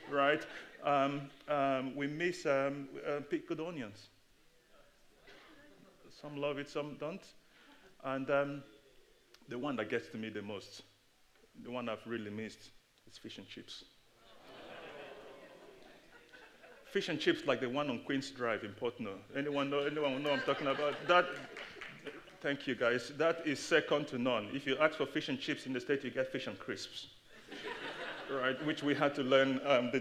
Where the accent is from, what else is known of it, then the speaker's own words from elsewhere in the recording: Nigeria; also born or lived in United Kingdom; now in Boston, United States; I am Nigerian, I am British. I spent half of my life in Nigeria and then the other half here in the UK before moving to the States in Boston about 8 months ago